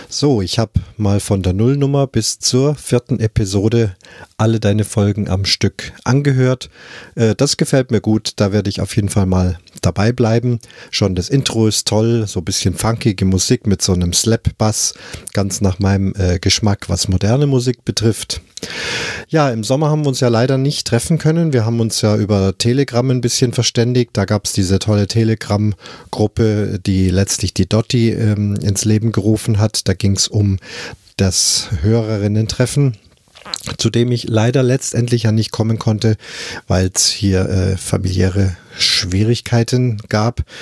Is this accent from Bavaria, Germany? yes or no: yes; Munich, Bavaria, Germany; Das ging ja los in München, meiner Heimatstadt.